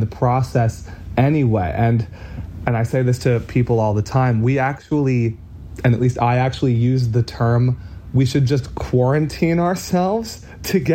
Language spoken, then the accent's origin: English; Boston, Massachusetts, United States; we are from the Boston area, Boston, Massachusetts